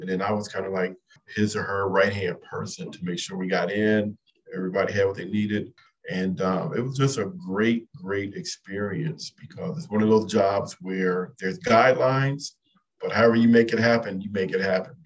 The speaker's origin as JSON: {"language": "English", "town": "Compton", "region": "California", "country": "United States", "tie": "born or raised there", "moved": "as an adult", "said": "I grew up in Compton, California."}